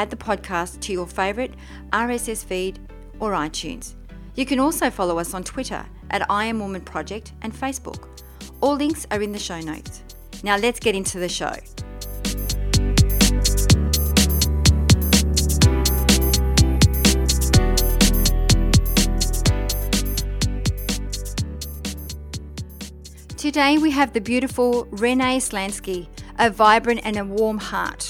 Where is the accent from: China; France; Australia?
France; south of France; the south of France, my hometown